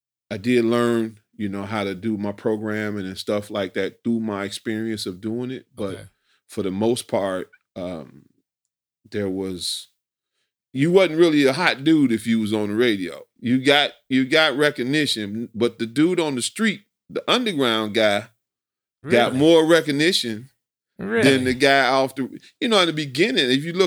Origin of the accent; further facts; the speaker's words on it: Chicago, Illinois, United States; you just got to think about my neighborhood I grew up in. Yeah. I grew up in Brainerd Park.